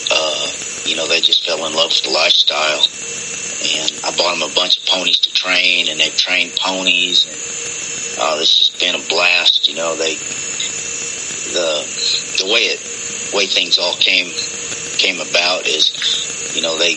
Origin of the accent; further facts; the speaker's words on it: French Camp, California, United States; I was born in French Camp, California.